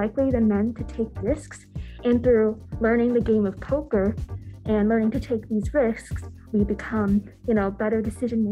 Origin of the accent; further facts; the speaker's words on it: Chantilly, Virginia, United States; I'm from Chantilly, Virginia